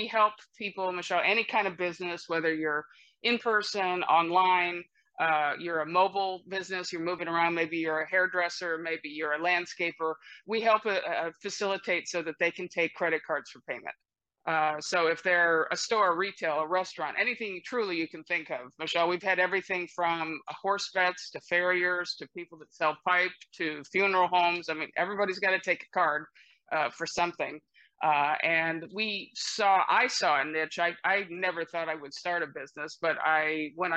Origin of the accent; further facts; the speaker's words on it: Midwest, United States; moved away as an adult; also born or lived in Columbus, Ohio; now in California, United States; I'm originally from the Midwest, so I'm, I guess one would call me a carpetbagger. I've been out here in California since college, but all of my family is back mostly in Ohio